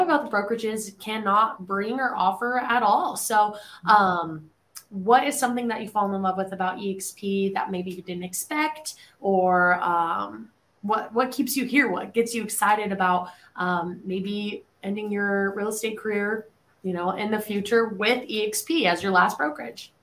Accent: Colorado, United States; now in Nashville, United States; I'm from Colorado, right? Which is just a big square state

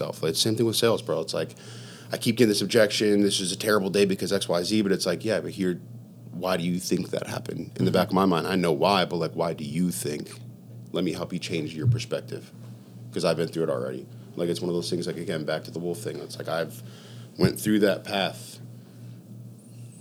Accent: Scranton, Pennsylvania, United States; moved away as an adult; also born or lived in Los Angeles, United States; now in Miami, United States; I come from Scranton, and I always bring it back to Scranton because, like, that's where I'm from. Like, that's where I lived 20 years of my life

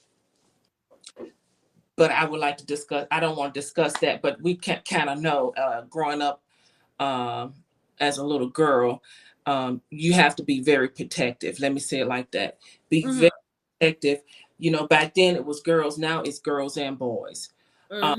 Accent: Jackson, Mississippi, United States; I am from Jackson, Mississippi

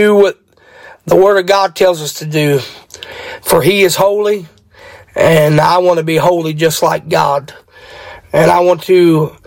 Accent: Martinsburg, West Virginia, United States; I am from Martinsburg, West Virginia

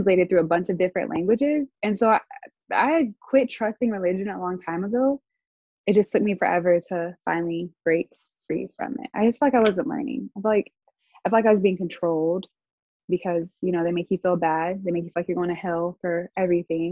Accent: Arkansas, United States; I'm from Arkansas

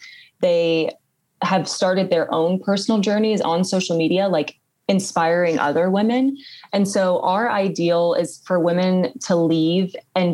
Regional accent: England, United Kingdom; born there; accent: British; I was born in England and I grew up with a British accent until I like was a little bit older and like learned to like drop it.

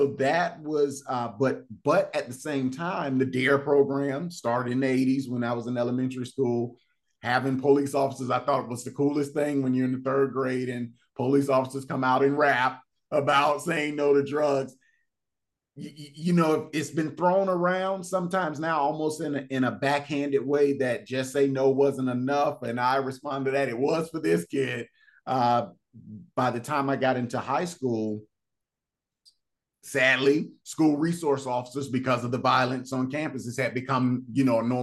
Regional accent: Fort Lauderdale, Florida, United States; growing up in Fort Lauderdale, Florida

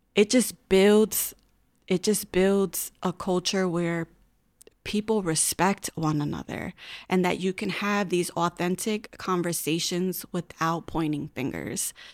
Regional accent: Hartford, Connecticut, United States; I was born and raised in Hartford, gra-, went through all Hartford schools, graduated from Hartford High

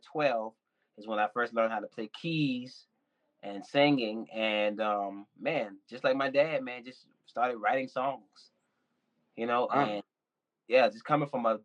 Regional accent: Andrews, South Carolina, United States; now in Atlanta, United States; I'm originally from Andrews, South Carolina.

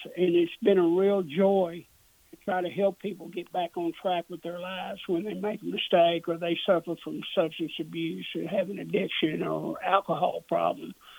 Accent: Dallas, Texas, United States; I grew up in the Dallas area

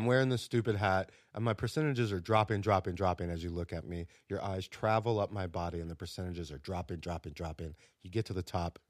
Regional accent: the South, United States; Watch out now. I'm from the South.

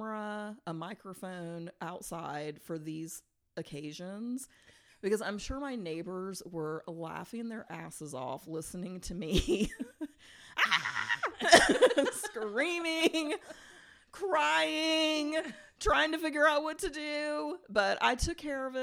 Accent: Virginia, United States; moved away as an adult; I went to high school and college there, and now we obviously don't live in Virginia anymore.

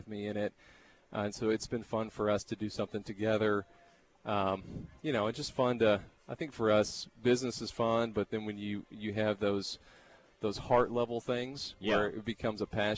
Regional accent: Lorena, Texas, United States; also born or lived in Waco; I grew up in Lorena, so I'm from here.

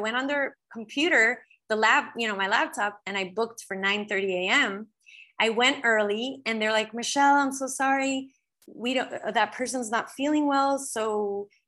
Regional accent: Los Angeles, California, United States; moved away; I was born in Los Angeles

